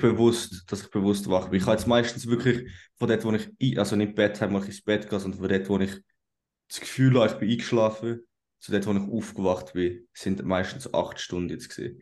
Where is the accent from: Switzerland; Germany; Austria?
Switzerland; first language Swiss German; German is a second language; unsere Muttersprache Schweizerdeutsch